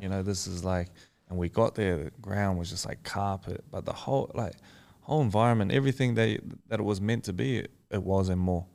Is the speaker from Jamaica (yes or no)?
no; Australia; I am Australian